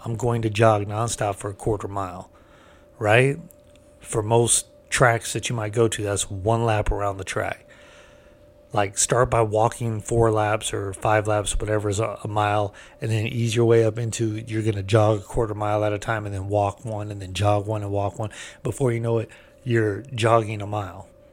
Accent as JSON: {"language": "English", "region": "California", "country": "United States", "said": "I'm from California"}